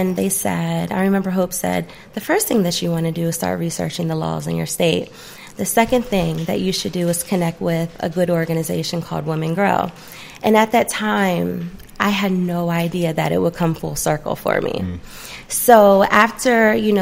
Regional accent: New Jersey, United States; now in Paulding County, Georgia, United States; I'm from Jersey

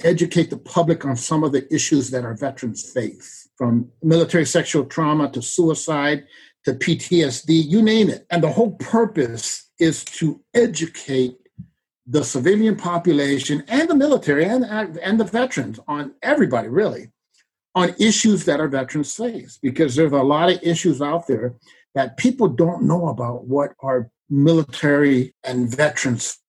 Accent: San Francisco, California, United States; moved away as an adult; I was born and raised in San Francisco

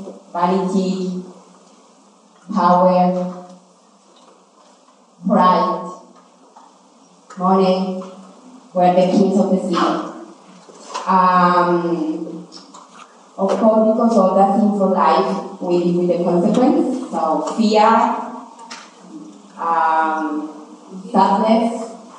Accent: Colombia; English is a second language; moved away; also born or lived in Cali, Colombia / Bogota, Colombia; I grew up in between two cities in Colombia, Cali and Bogota.

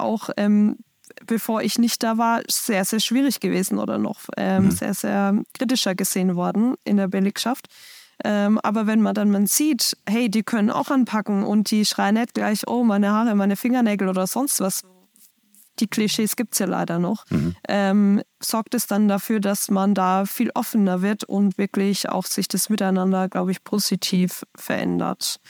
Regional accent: Schweinfurt, Bavaria, Germany; bei uns in Schweinfurt

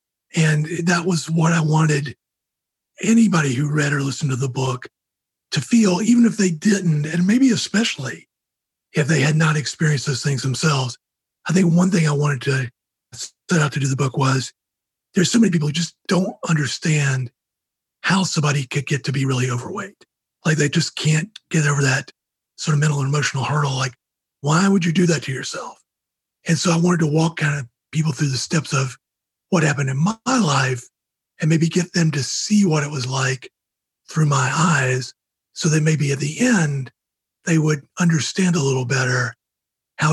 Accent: Georgia, United States; I grew up in Georgia

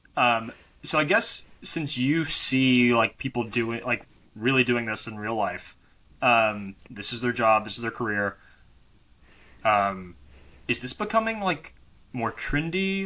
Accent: Arkansas, United States; I grew up in Arkansas

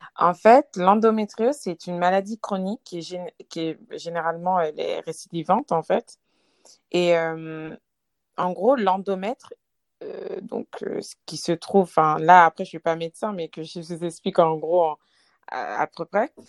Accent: Lyon, Auvergne-Rhône-Alpes, France; j'ai 28 ans, je viens de Lyon

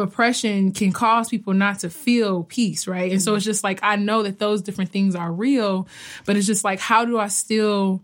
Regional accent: Fort Wayne, Indiana, United States; now in Bloomington, United States; I'm from Fort Wayne, Indiana, and I live and work in Bloomington.

